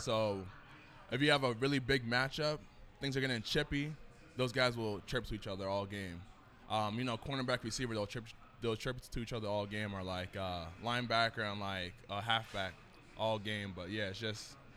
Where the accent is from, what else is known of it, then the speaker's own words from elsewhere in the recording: New England, United States; I grew up in New England